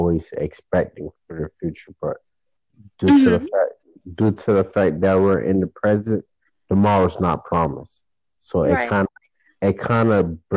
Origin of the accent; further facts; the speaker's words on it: Florida, United States; I'm from Florida, I'm a furry, I'm a natural Floridian. Never been out of Florida